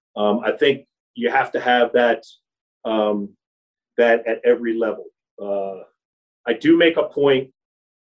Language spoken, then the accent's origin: English; Philadelphia, Pennsylvania, United States; now in Tennessee, United States; growing up in Philadelphia